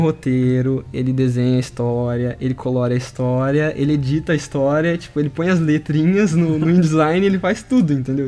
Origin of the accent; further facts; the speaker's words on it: Brazil; nasci no Brasil